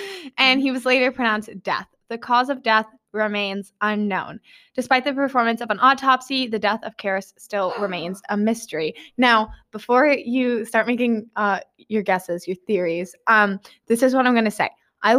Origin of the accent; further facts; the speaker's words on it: Kansas, United States; now in Georgia, United States; I'm from Kansas.